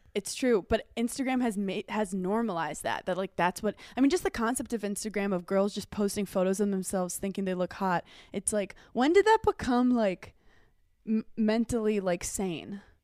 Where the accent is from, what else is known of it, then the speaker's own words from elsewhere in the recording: New York City, New York, United States; I'm from Brooklyn.